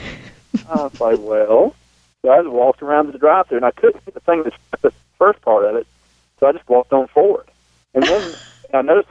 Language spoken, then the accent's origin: English; South Carolina, United States; obviously I come from a redneck family. I'm from South Carolina